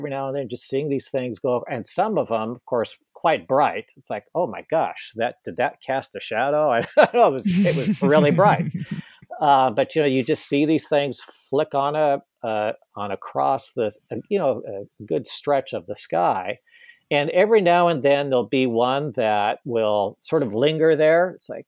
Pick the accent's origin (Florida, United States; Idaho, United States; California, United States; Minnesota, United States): Idaho, United States; Boise; growing up in Boise, Idaho.